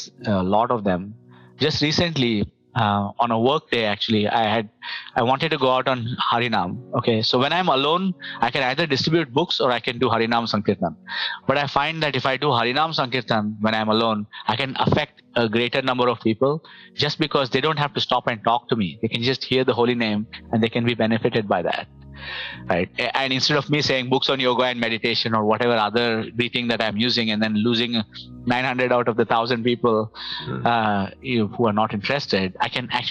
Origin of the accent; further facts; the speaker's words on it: India; now in Toronto, Canada; as an Indian